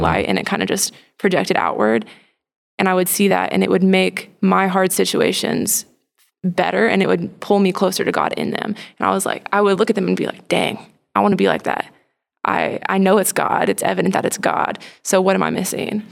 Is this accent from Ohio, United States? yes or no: no; Plano, Texas, United States; I grew up in Plano, Texas, so very close. Been around Dallas